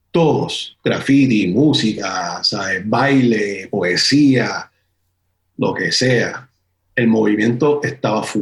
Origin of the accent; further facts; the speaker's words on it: San Juan, Puerto Rico; moved away; Yo me fui de Puerto Rico en 2007 y, y, pues ya cuando yo me fui, las cosas en San Juan en ese tiempo estaban bastante apagadas.